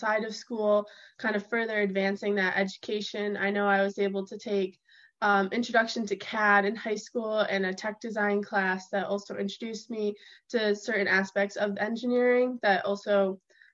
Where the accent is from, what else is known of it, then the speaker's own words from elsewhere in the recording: Wilbraham, Massachusetts, United States; I'm from Wilbraham, Massachusetts